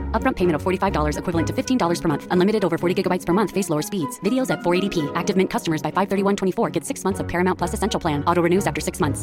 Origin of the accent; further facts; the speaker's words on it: Hong Kong; i'm from hong kong